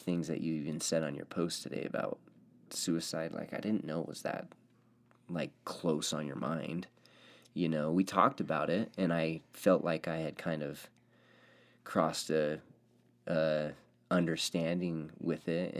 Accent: Orem, Utah, United States; now in Pleasant Grove, United States; I grew up in Orem. I lived in Orem. Then I moved to Orem. Then I stayed in Orem. And I was there in Orem my whole life.

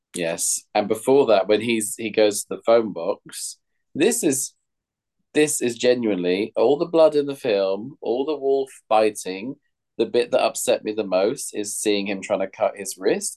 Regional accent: London, United Kingdom; as a Londoner

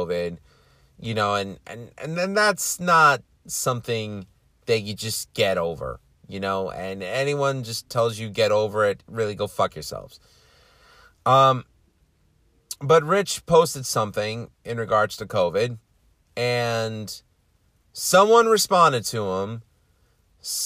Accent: New York City, New York, United States; I'm from Queens.

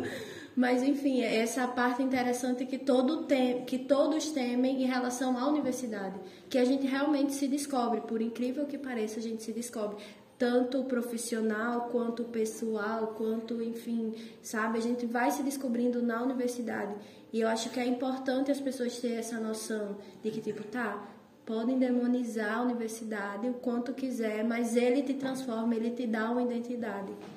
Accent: Natal, Rio Grande do Norte, Brazil; moved away as an adult; minha cidade, Natal, de onde eu sou

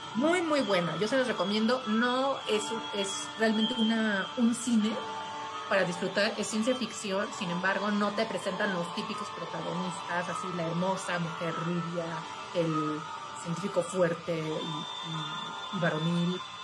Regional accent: Mexico; yo soy de México

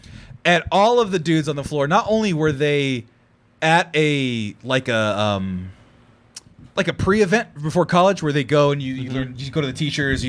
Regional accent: Fresno, California, United States; So I grew up in Fresno, California. I don't speak Spanish.

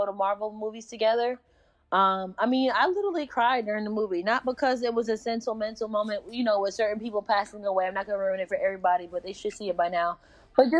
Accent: Connecticut, United States; now in North Carolina, United States; I'm from Connecticut. I moved to North Carolina in 2008.

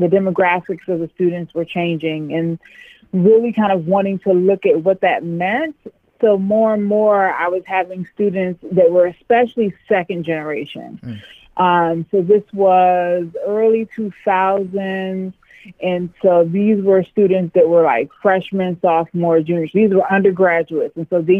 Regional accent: right outside of Cleveland, Ohio, United States; also born or lived in Tanzania / Charlotte, North Carolina / Washington, D.C.; My mom is African-American, and my dad is Tanzanian. And I grew up in Ohio, like right outside of Cleveland, Ohio.

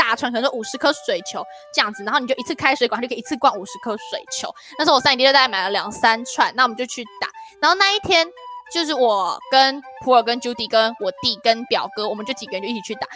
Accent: northern Taiwan, Taiwan; also born or lived in Xialun; 我们都是北部人

